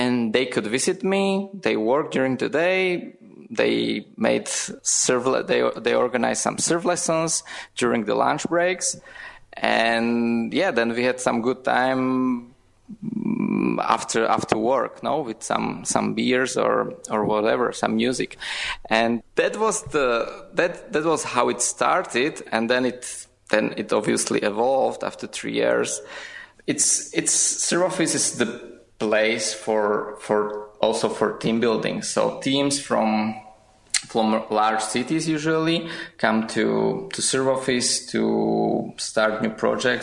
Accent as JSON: {"language": "English", "country": "Slovakia", "also_born_or_lived": "Prague, Czech Republic", "moved": "as an adult", "said": "I'm originally from Slovakia, and I worked in Prague, in Czech Republic"}